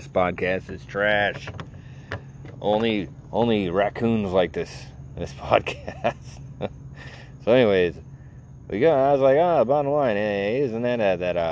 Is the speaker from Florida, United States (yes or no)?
yes; Naples, Florida, United States; I'm from Naples, Florida